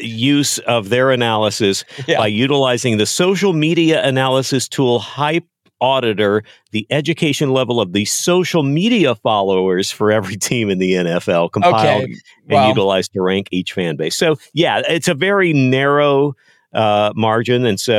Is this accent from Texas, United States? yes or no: yes; Texas, United States; I grew up in Texas. I was a Cowboy fan.